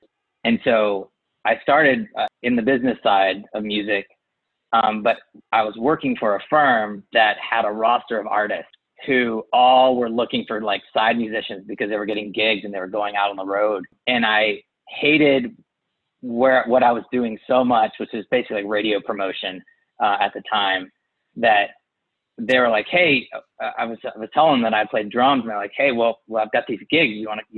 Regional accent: San Antonio, Texas, United States; moved away as an adult; now in Nashville, United States; I grew up in San Antonio, and I would go home for the summer after like a college semester.

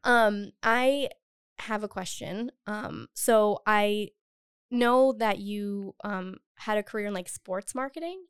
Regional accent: Cumberland, Rhode Island, United States; also born or lived in Boston; now in Providence, United States; I grew up in Cumberland. I went to college in Boston for three years, and I came back

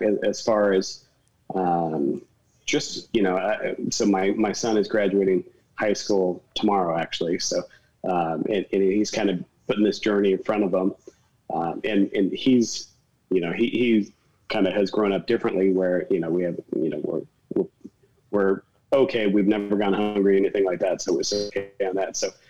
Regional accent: Phoenix, Arizona, United States; I grew up in Phoenix and it's really hot in the summertime

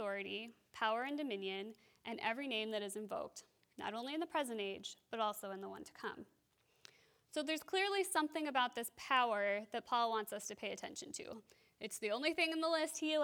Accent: Wisconsin, United States; also born or lived in France; now in Minnesota, United States; I grew up in Wisconsin

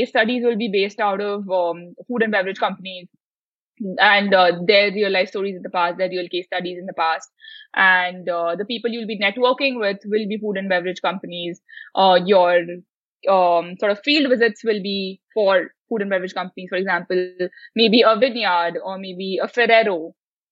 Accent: India; as an Indian

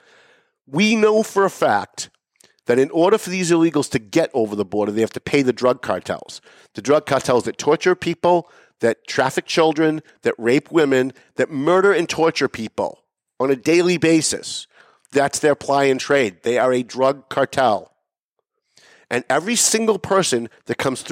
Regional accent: North Andover, Massachusetts, United States; my hometown of North Andover

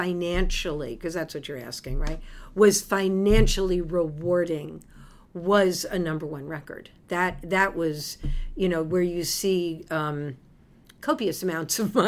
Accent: New York City, New York, United States; moved away as an adult; I moved here from New York City, which is where I was born and raised

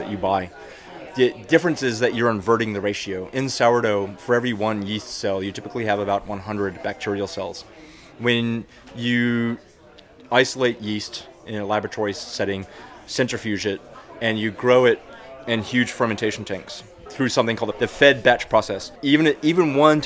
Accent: Texas, United States; moved away; also born or lived in New York; I'm from Texas

